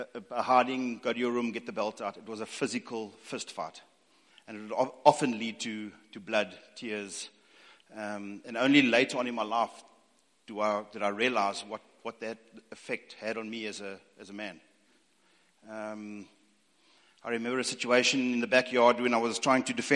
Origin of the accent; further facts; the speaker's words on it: East London, Eastern Cape, South Africa; also born or lived in Northern Natal; born and bred in East London, and parents moved up to Northern Natal